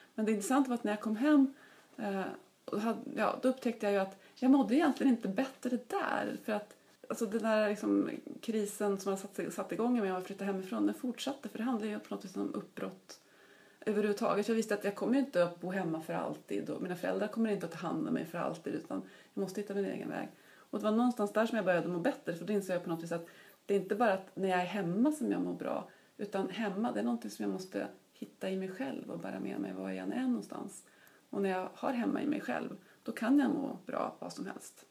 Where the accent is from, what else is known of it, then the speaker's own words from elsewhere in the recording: Uppsala, Uppsala County, Sweden; jag är ju uppvuxen i Uppsala och började plugga på universitetet här